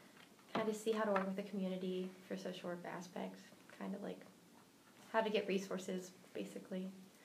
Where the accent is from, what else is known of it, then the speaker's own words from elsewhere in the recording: Connellsville, PA, Pennsylvania, United States; moved away as an adult; now in Youngstown, United States; I'm a social work major, and I'm from Connersville, PA.